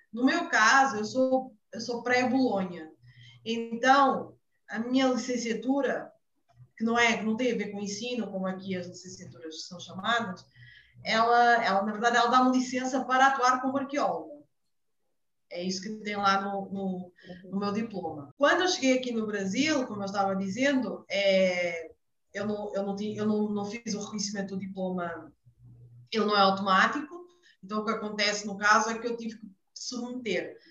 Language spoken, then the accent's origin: Portuguese; Portugal; moved away as an adult; now in Brazil; eu sou portuguesa